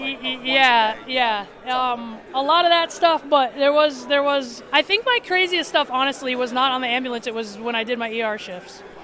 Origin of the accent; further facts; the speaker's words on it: South Dakota, United States; I'm from South Dakota